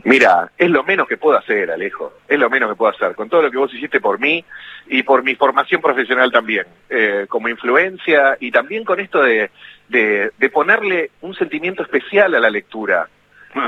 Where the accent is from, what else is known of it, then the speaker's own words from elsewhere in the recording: Ramos Mejía, Buenos Aires Province, Argentina; also born or lived in Morón; ahí en, Morón, donde iba al colegio y donde nací, y después crecí en Ramos también